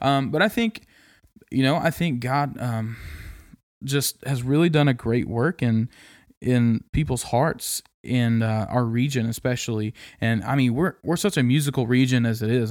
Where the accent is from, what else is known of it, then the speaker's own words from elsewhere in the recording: Kansas, United States; moved away as an adult; now in East Tennessee, United States; loved growing up there